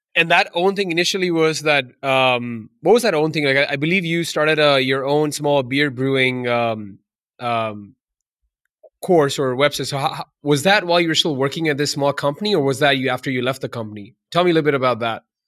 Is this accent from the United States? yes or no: no; India; moved away; I'm from India originally